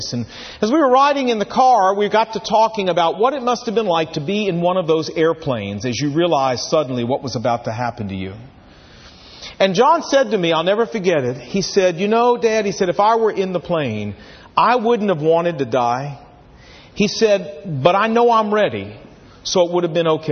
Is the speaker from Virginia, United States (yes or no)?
yes; Portsmouth, Virginia, United States; I was sitting in health class just outside the gymnasium in Woodrow Wilson High School, Portsmouth, Virginia